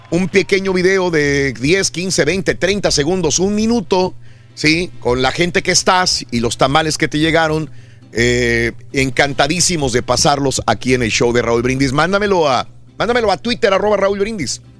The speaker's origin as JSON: {"language": "Spanish", "region": "Chiapas", "country": "Mexico", "moved": "yes", "lives_now": "Melbourne, United States", "said": "De Chiapas, México."}